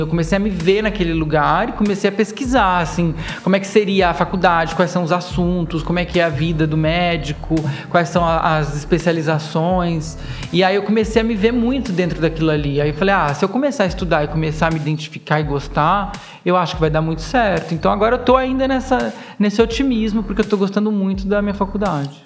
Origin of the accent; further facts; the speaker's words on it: interior of São Paulo state, Brazil; eu sou paulista, paulistano, porque eu nasci aqui, mas eu cresci no interior